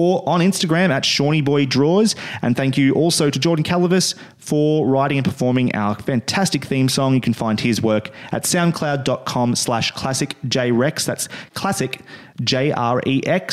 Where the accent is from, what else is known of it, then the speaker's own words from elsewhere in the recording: Australia; since we are Australian